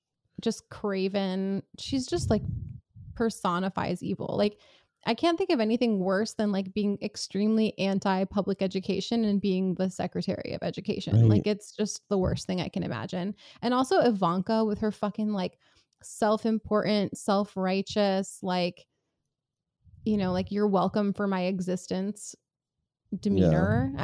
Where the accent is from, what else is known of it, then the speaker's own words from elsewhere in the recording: New York City, New York, United States; I grew up in New York City